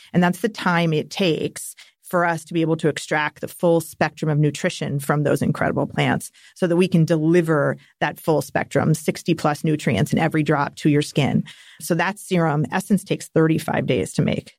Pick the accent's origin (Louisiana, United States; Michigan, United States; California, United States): California, United States; Napa Valley; growing up in Napa Valley.